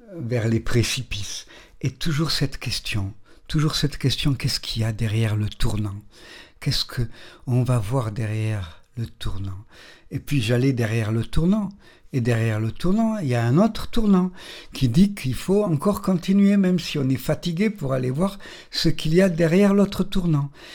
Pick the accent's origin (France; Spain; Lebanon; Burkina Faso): France; Nice, Provence-Alpes-Côte d'Azur; je suis né à Nice, la montagne n'est pas loin